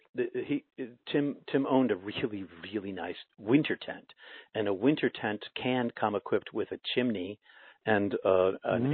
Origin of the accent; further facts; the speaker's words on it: Boston, Massachusetts, United States; I was from Boston.